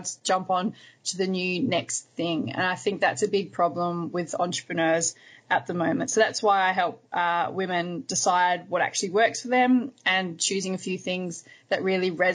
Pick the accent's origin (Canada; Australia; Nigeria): Australia; Hobart, Tasmania; now in Melbourne, Australia; I also spend a lot of time in my hometown where I was born, which is Hobart in Tasmania in Australia